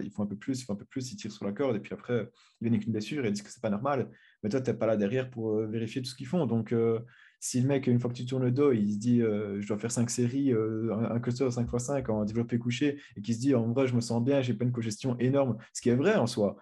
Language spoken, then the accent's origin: French; Belgium; comme je suis belge